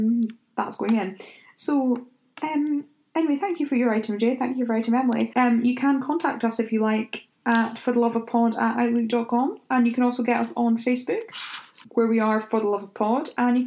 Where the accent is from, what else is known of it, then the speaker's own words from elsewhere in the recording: Scotland, United Kingdom; Am I holding him then? Because I'm Scottish.